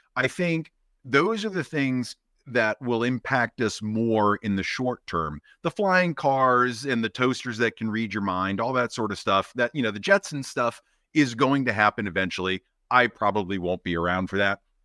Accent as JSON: {"language": "English", "town": "Boston", "region": "Massachusetts", "country": "United States", "tie": "born or raised there", "moved": "yes", "lives_now": "Maine, United States", "said": "growing up in Boston around the M I T area"}